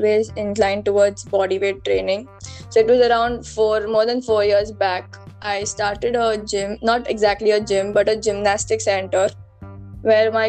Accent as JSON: {"language": "English", "town": "Mumbai", "region": "Maharashtra", "country": "India", "said": "I'm from Mumbai itself"}